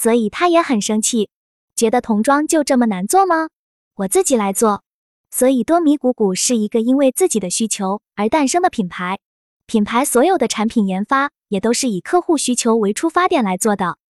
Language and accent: Chinese; China; 我们中国人